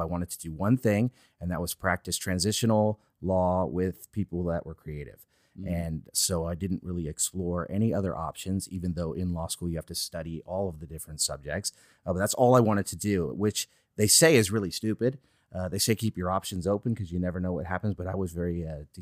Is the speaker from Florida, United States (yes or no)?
no; San Francisco, California, United States; I was born and raised in San Francisco